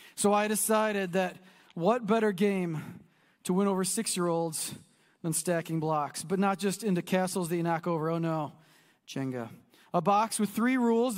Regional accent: United States; we're American

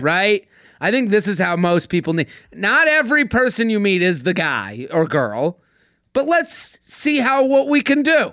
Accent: outside of Boston, Massachusetts, United States; I'm from Boston. I'm from outside of Boston

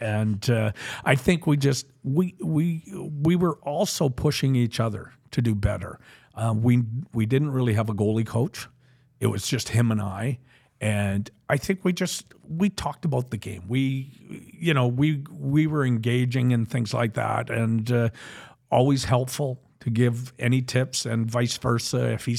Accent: Alberta, Canada; and then we're both Westerners from Alberta, and we kind of grew up in the same kind of atmosphere and things like that.

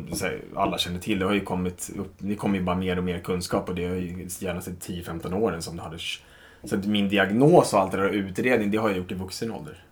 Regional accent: Stockholm, Stockholm County, Sweden; Stockholm, 34 år, uppvuxen i eh, söder om stan

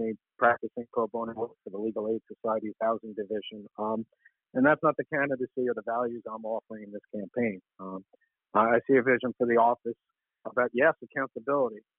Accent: New York City, New York, United States; The neighborhood I grew up in Washington Heights and upper Manhattan

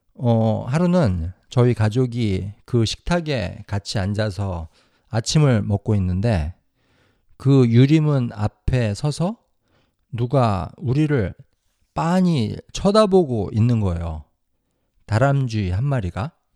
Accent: South Korea; now in United States; 저랑 제 와이프는 100% 한국 사람이에요.

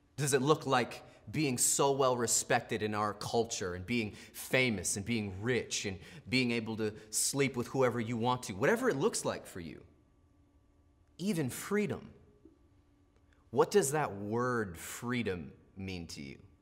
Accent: United States; we're American

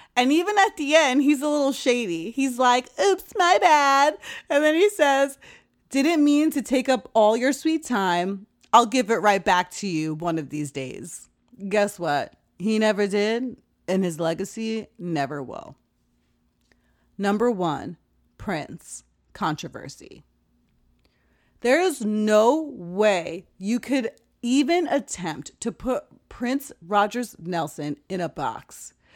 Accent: Jamaica; moved away; also born or lived in West Coast, United States; As a Jamaican

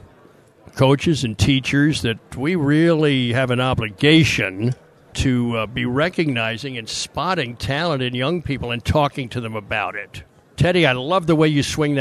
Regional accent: Wilmington, Delaware, United States; also born or lived in Philadelphia; now in Orlando, United States; I grew up in Wilmington, Delaware

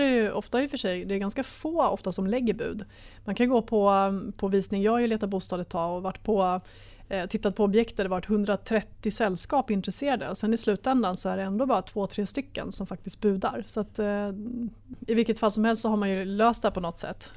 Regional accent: Sweden; som svensk sparare

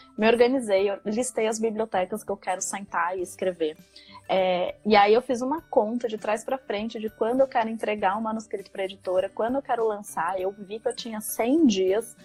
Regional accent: São Paulo, Brazil; moved away as an adult; also born or lived in São Carlos, Brazil; now in Copenhagen, Denmark; Eu sou de São Paulo, eu estudei no interior de São Paulo, na faculdade eu fiz é, São Carlos. É, mas então até os 18 eu morei na capital, depois eu fui pro interior

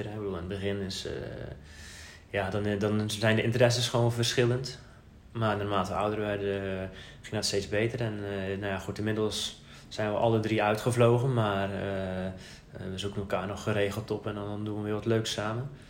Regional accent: Zeeland, Netherlands; moved away as an adult; also born or lived in Amsterdam; now in Halfweg, Netherlands; Ik ben eigenlijk een Zeeuw. Ik ben opgegroeid in het zuidwesten van Nederland vlak bij de Belgische grens. Ehm, dus ja, in België ben ik een Hollander. In Nederland ben ik een Belg. En inmiddels heb ik toch wel echt voor het Hollandse gekozen.

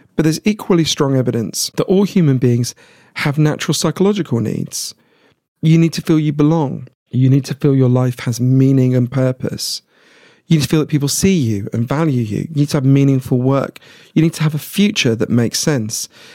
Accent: United Kingdom; I'm British

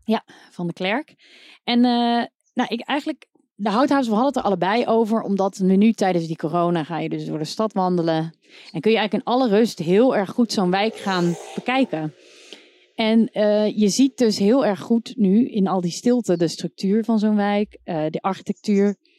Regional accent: North Brabant, Netherlands; Ik kom uit Brabant

